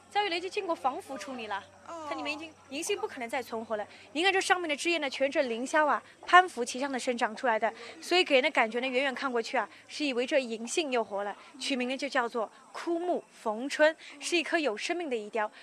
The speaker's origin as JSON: {"language": "Chinese", "town": "Yangzhou", "region": "Jiangsu", "country": "China", "said": "我们扬州人自己研发的"}